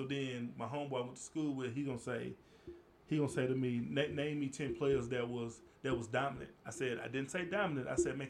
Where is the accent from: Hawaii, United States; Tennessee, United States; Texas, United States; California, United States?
Texas, United States; Houston; I'm from Houston